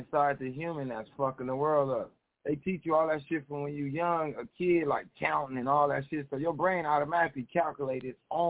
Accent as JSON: {"language": "English", "region": "Arizona", "country": "United States", "said": "I'm from Arizona."}